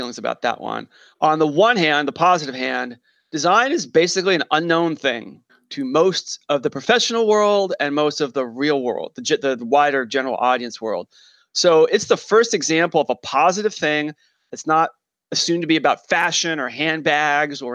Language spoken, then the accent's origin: English; New York, United States; I'm a New Yorker